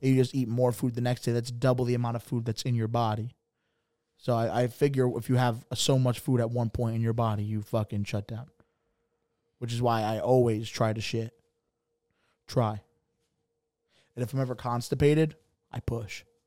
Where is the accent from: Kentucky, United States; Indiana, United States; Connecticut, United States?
Connecticut, United States; Bridgeport; I'm from Bridgeport